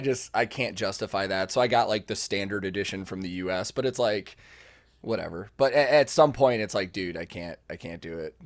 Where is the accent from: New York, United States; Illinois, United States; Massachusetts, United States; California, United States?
Illinois, United States; Chicago; I was growing up in the Chicago local scene